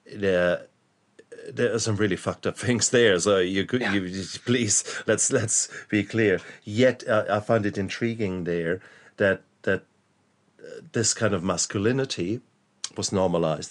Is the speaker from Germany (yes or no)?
yes; Germany; I was brought up in in Germany